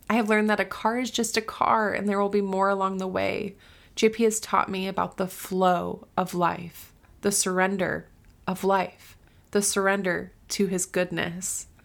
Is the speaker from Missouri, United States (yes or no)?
no; Florida, United States; also born or lived in Southern California / Uganda; now in Tennessee, United States; I grew up in Florida